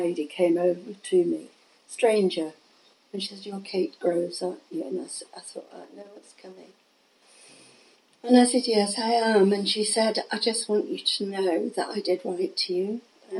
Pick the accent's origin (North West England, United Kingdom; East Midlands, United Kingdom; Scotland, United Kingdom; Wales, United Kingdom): North West England, United Kingdom; Manchester; We came from the Manchester area.